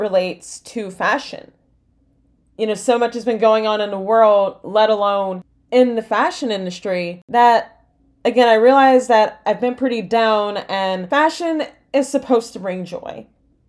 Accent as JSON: {"language": "English", "area": "exurbs of Atlanta", "region": "Georgia", "country": "United States", "tie": "born or raised there", "said": "teen growing up in the exurbs of Atlanta, Georgia, in the United States"}